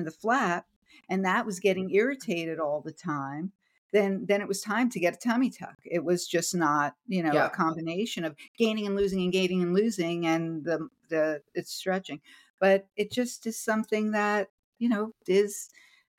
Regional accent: New Jersey, United States; growing up in New Jersey in the Northeast

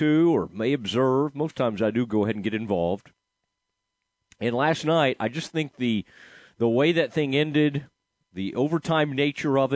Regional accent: Dallas, Texas, United States; also born or lived in Waco, Texas; I'm from the Dallas area originally, but then spent a lot of my life in the Waco area

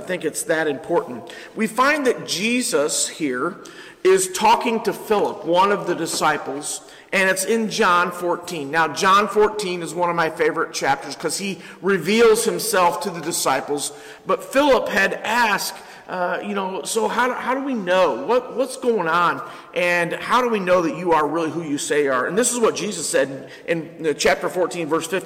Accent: Ypsilanti, Michigan, United States; I've been born and raised in Ypsilanti, and I love Ypsilanti

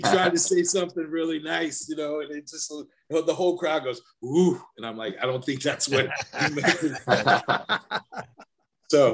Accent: United States; the American guy that's running, you know, the security for a tour

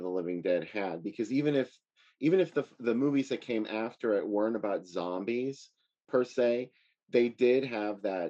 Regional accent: Pittsburgh, Pennsylvania, United States; I'm from Pittsburgh

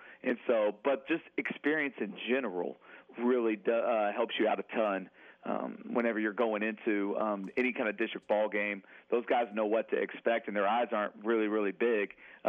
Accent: Amarillo, Texas, United States; now in Central Texas, United States; I'm from the Region 1 area up there from Amarillo

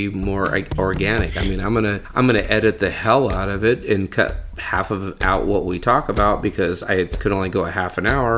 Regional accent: Fresno, California, United States; I'm from Fresno

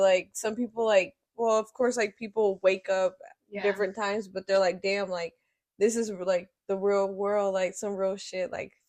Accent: Fort Wayne, Indiana, United States; I am from Fort Wayne, though. I am from here.

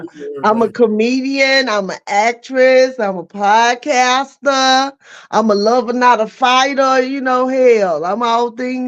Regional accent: North Carolina, United States; accent: country; also born or lived in Philadelphia

